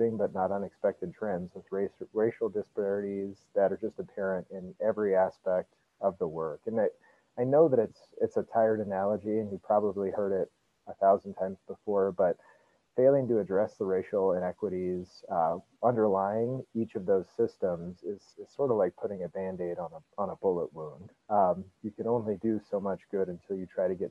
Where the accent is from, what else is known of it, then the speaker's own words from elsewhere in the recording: Denver, Colorado, United States; moved away as an adult; also born or lived in Nebraska; I grew up in Denver and went to law school in Nebraska